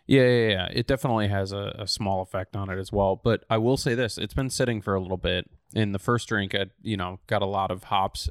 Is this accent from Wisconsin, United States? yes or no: yes; Oshkosh, Wisconsin, United States; moved away; Oshkosh, Wisconsin, so my hometown